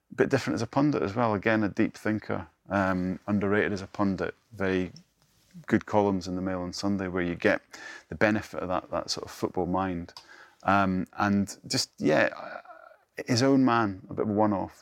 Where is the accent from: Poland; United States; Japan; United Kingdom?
United Kingdom; northeast of Scotland; I grew up in the northeast of Scotland